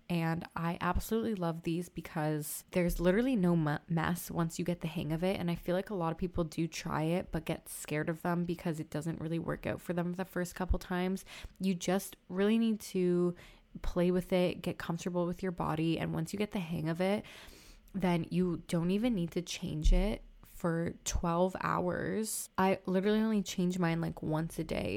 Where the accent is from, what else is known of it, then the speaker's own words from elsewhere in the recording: Toronto, Ontario, Canada; I'm from Toronto